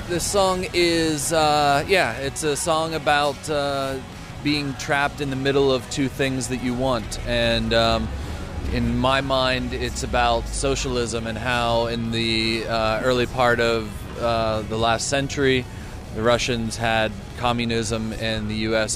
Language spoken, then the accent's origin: English; United States; as an American